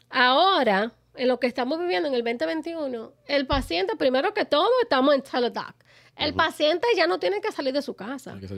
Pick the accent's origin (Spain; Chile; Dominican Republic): Dominican Republic; yo soy dominicana